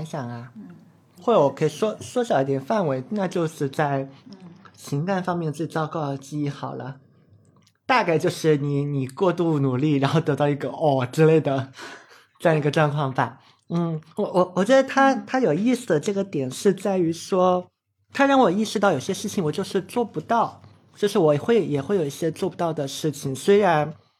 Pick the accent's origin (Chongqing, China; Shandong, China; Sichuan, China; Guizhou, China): Chongqing, China; moved away as an adult; also born or lived in Beijing; 我小时候是在，在重庆长大的嘛，一直都是念的相对是重点的中学